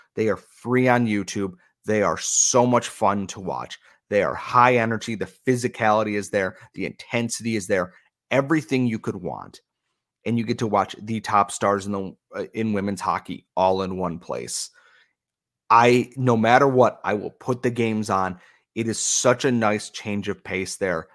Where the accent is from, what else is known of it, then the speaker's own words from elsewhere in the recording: United States; as an American